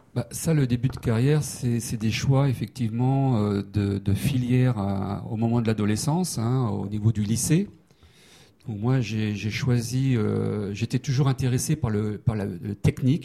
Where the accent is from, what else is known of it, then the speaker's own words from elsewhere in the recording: Saint-Brieuc, Brittany, France; moved away as an adult; also born or lived in Rennes / Paris; now in Annecy, France; je suis breton. Hein, j'ai fait toutes mes études euh, à Saint-Brieuc et à Rennes